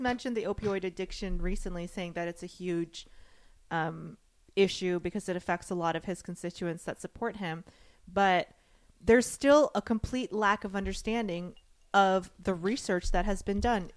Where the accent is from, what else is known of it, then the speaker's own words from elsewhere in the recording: the South, United States; I grew up in the South